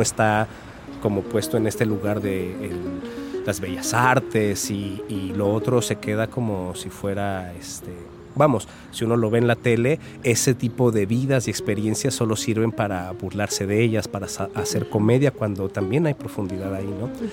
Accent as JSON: {"language": "Spanish", "region": "Mexico City", "country": "Mexico", "also_born_or_lived": "Coatepec, Veracruz", "moved": "as an adult", "lives_now": "Xalapa, Mexico", "said": "yo soy de la Ciudad de México, aunque ya ando este, bastantes años fuera de ella"}